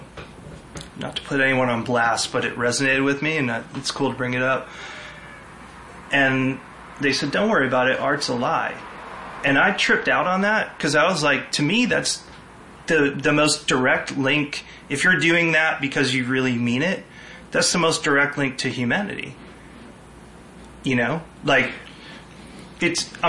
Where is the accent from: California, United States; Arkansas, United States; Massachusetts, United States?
Massachusetts, United States; Lawrence; also born or lived in New Hampshire / New York; now in Connecticut, United States; I grew up in Lawrence, Mass, and then my parents moved to New Hampshire